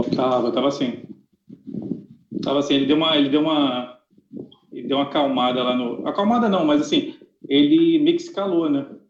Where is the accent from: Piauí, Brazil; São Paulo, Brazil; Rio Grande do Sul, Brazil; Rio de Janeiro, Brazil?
Rio de Janeiro, Brazil; eu e você, Catarina, somos cariocas